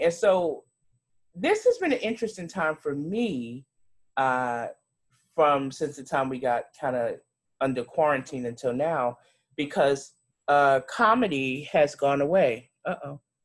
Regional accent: New York City, New York, United States; accent: New York; now in Charlotte, United States; I'm originally from Brooklyn, New York.

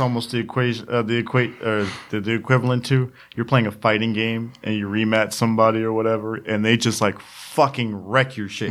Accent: United States; accent: Ebonics (African American English); first language Ebonics; that is my native tongue, ebonics

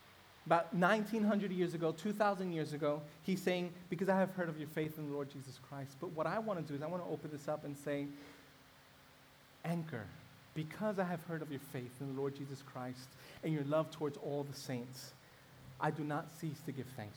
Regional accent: New York City, New York, United States; I grew up in Brooklyn in a mainly African-American neighborhood

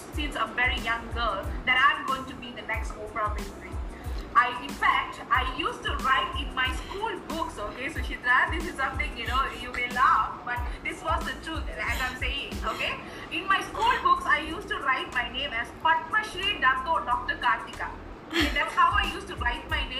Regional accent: Malaysia; moved away as an adult; also born or lived in Bandung, Indonesia; now in Chennai, India; I'm a Malaysian

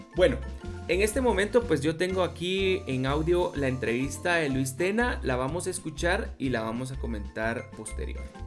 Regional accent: Guatemala

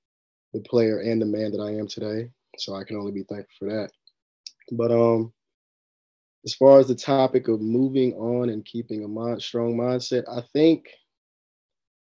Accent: Hickory, North Carolina, United States; I'm from Hickory, North Carolina.

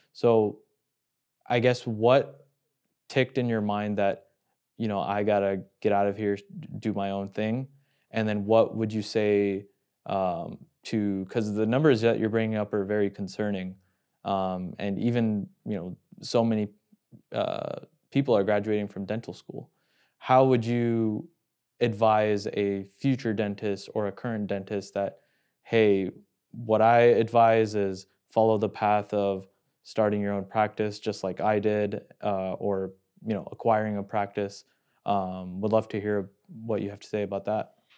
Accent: Houston, Texas, United States; now in Chicago, United States; coming from Houston

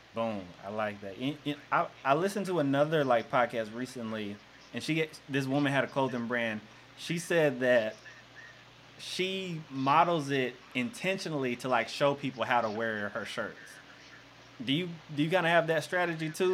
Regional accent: Jonesboro, Arkansas, United States; I grew up in Jonesboro

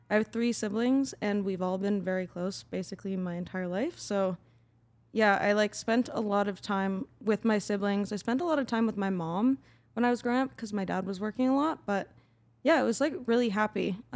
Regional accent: Calgary, Alberta, Canada; In Calgary.

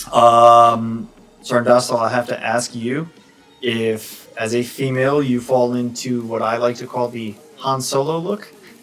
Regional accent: Northeast, United States; moved away; I'm from the Northeast. I'm not from like Midland.

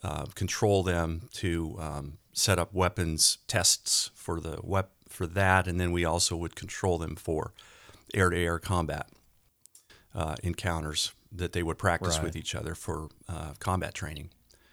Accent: Denver, Colorado, United States; I grew up in the Denver area, and it was in the early 80s when I graduated from college.

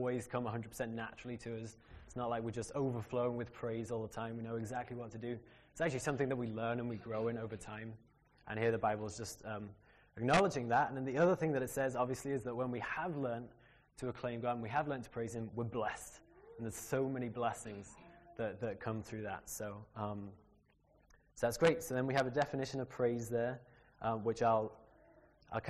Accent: Liverpool, North West England, United Kingdom; moved away as an adult; also born or lived in United States; grew up in Liverpool in a great Christian family

